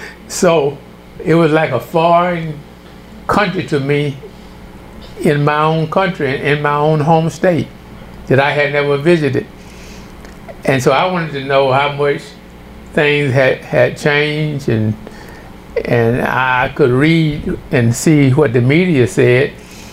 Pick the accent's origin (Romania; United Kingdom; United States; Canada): United States; Louisiana; moved away as an adult; also born or lived in Wisconsin / Virginia; they discovered that I was from Louisiana.